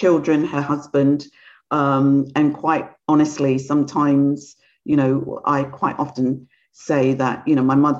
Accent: London, United Kingdom; also born or lived in Guyana; I grew up in London, but I'm originally from South America, in Guyana in South America

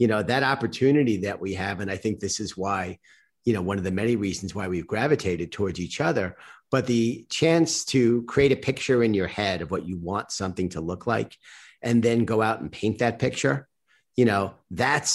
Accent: New York City, New York, United States; I grew up in Bayside in Queens

